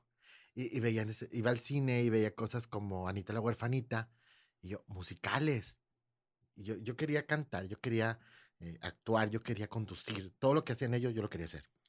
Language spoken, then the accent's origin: Spanish; San Nicolás de los Garza, Nuevo León, Mexico; also born or lived in Monterrey; yo, yo crecí en San Nicolás